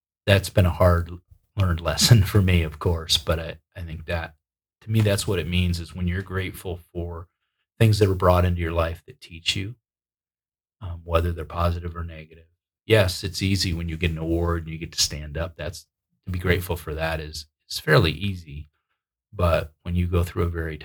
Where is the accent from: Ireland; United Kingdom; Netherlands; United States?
United States; upstate New York; moved away; I like traveling back to my hometown. And it's a little dinky town in upstate New York